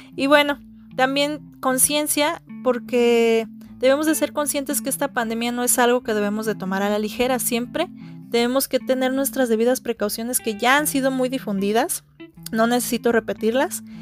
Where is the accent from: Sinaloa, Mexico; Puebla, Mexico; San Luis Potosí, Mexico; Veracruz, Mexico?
San Luis Potosí, Mexico; soy originaria de San Luis Potosí